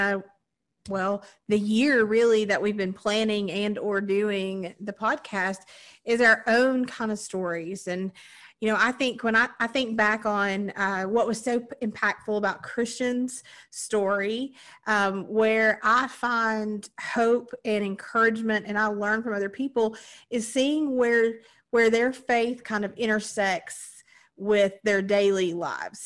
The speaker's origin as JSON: {"language": "English", "region": "Southern Appalachia", "country": "United States", "said": "we're all Appalachian, Southern Appalachian folks"}